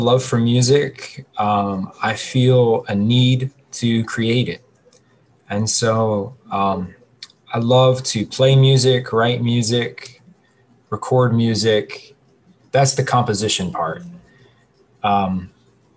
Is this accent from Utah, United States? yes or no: no; Cleveland, Ohio, United States; I am born and raised in the west side of Cleveland, Ohio